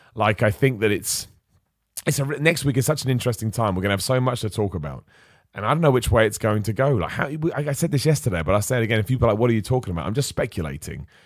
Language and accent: English; Luton, East of England, United Kingdom; moved away; I was born in Luton, so there's something really cool about going back to your hometown